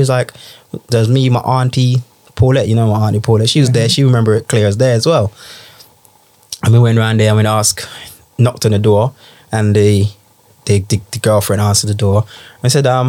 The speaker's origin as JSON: {"language": "English", "country": "Jamaica", "tie": "born or raised there", "moved": "yes", "lives_now": "United Kingdom", "said": "I grew up in Jamaica"}